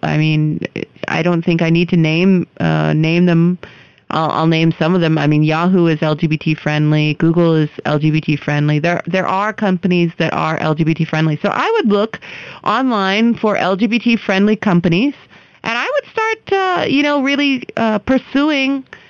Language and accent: English; United States; now in India; I am an American citizen